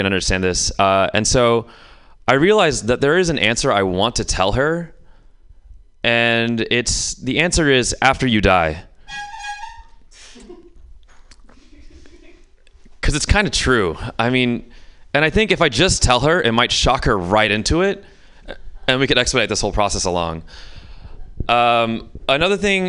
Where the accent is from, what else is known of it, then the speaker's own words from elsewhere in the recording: Houston, Texas, United States; now in San Francisco, United States; I grew up in the South, so growing up in the South